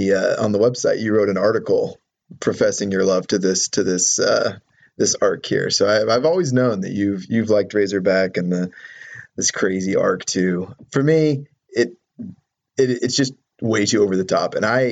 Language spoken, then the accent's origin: English; Oklahoma, United States; I'm from Oklahoma